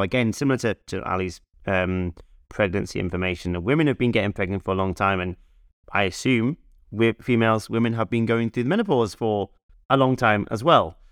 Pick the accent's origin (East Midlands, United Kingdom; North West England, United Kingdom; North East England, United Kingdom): North East England, United Kingdom; Newcastle upon Tyne; we, we grew up in Newcastle